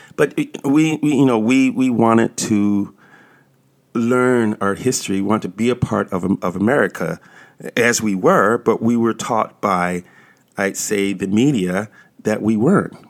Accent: United States; also born or lived in Washington, D.C.; I was born in this country

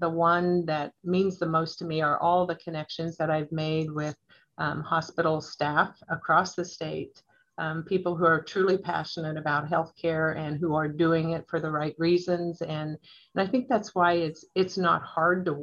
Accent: Atwood, Kansas, United States; also born or lived in Hays, Kansas / McPherson, Kansas / Topeka, Kansas / Great Bend, Kansas; I grew up in Northwest Kansas in Atwood, out on actually a farm in southern Rawlins County

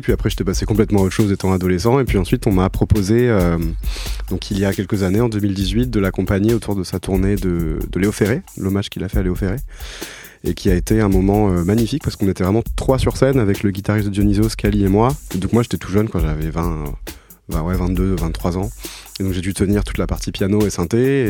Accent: Toulouse, Occitania, France; also born or lived in Paris; je viens de, Toulouse à la base. Enfin, je suis né à Paris, mais j'ai toujours vécu à Toulouse

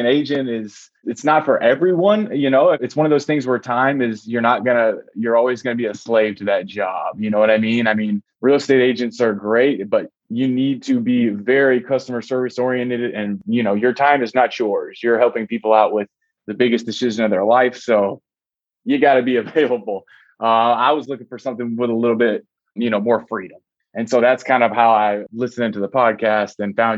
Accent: Florida, United States; moved away as an adult; also born or lived in Las Vegas, Nevada; I'm from Florida

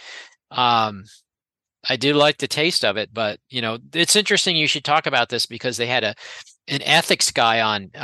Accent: Gainesville, Florida, United States; I grew up in Gainesville

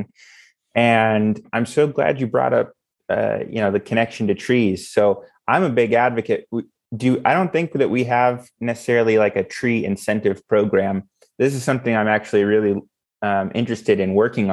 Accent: Las Vegas, Nevada, United States; I grew up here in Las Vegas and it gets hot in summer

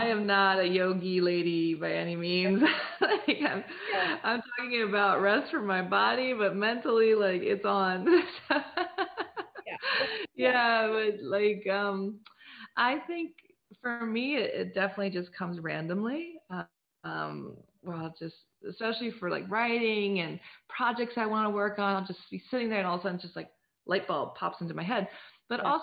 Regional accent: United States; now in Paris, France; I grew up on the Chesapeake Bay

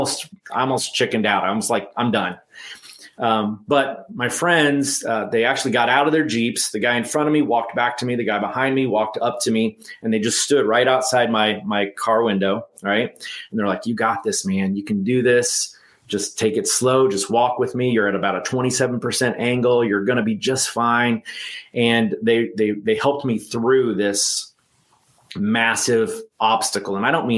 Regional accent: Texas, United States; And I want to be Tex, because I'm from Texas.

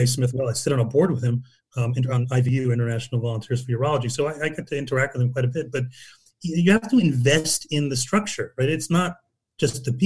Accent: Newcastle upon Tyne, North East England, United Kingdom; I'm an Englishman. I was born in Newcastle.

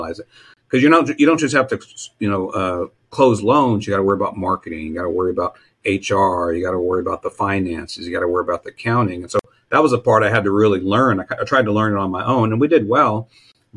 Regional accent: Texas, United States; I grew up in Texas

